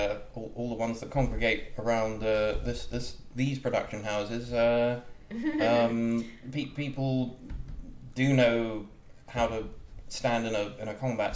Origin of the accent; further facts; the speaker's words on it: United Kingdom; moved away as an adult; now in United States; I'm from Britain originally